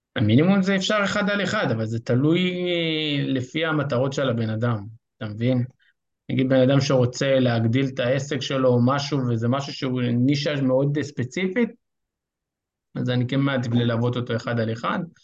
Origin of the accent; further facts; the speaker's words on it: Rosh HaAyin, Central District, Israel; אני ראש העין